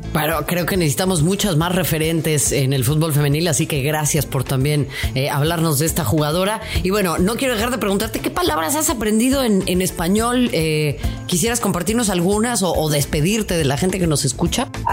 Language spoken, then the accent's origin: Spanish; Mexico; nuestro vecino del norte